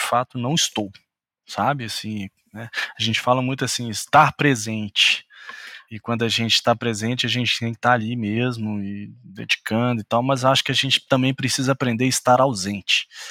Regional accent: Minas Gerais, Brazil; como bom mineiro

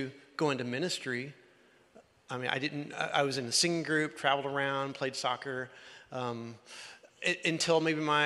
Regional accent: Central Illinois, United States; I grew up in Central Illinois, Christian home, strong, healthy church in a youth group

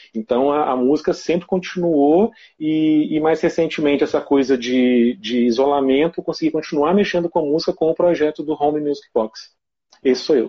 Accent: Ervália, Minas Gerais, Brazil; sou de Ervalha, né, que é pertinho de Viçosa aqui, é uma cidade bem pequenininha

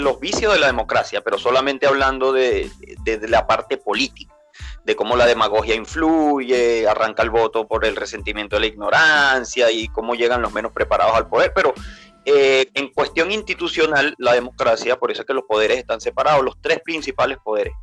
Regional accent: Venezuela; now in Chile; como venezolano, que nosotros sabemos lo que vivimos en Venezuela

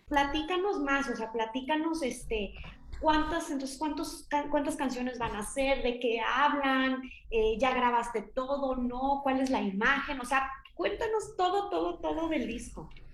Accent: Monterrey, Nuevo León, Mexico; yo también soy del norte, no de tan el norte, pero de Monterrey

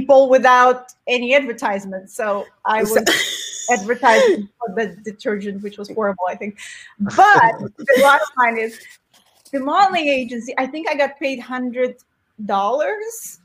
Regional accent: Nizhny Novgorod, Nizhny Novgorod Oblast, Russia; English is a second language; moved away as an adult; now in United States; I entered the very first competition beauty contest in my hometown. It was Miss Nizhny Novgorod

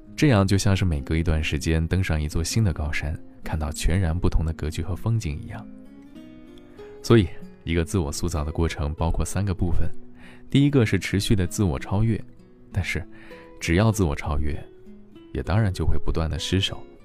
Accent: China; 我们中国人

